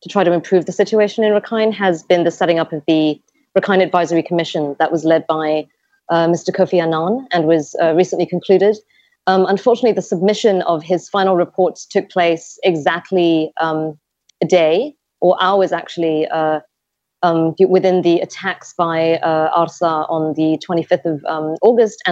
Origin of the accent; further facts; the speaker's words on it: Malaysia; I'm Malaysian